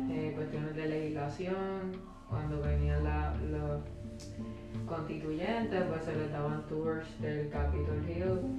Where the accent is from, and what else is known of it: Puerto Rico